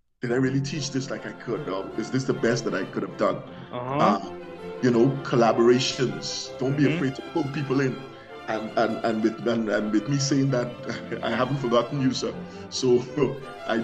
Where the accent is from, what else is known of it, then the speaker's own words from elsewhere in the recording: Guyana; moved away; I came from Guyana. And in Guyana, we are resourceful people